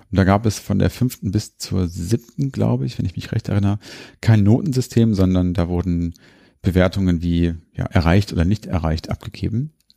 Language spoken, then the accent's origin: German; Hanover, Lower Saxony, Germany; hier bei uns in Hannover.